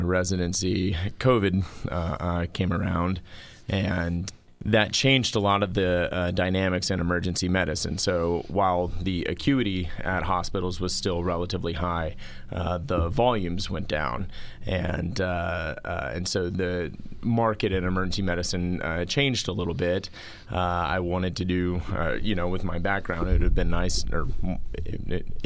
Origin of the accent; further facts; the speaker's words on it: Houston, Texas, United States; I grew up in Houston, Texas